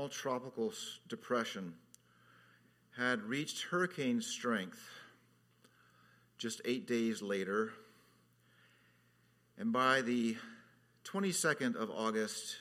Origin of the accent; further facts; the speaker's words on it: Southern California, United States; moved away as an adult; also born or lived in Orlando; now in Hawaii, United States; I grew up in Southern California